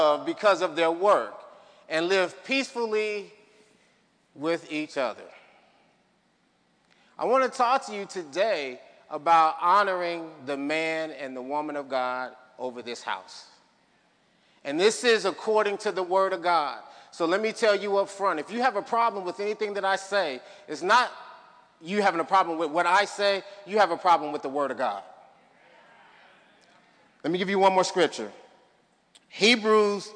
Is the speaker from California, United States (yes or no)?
no; Chicago, Illinois, United States; moved away; my hometown, Chicago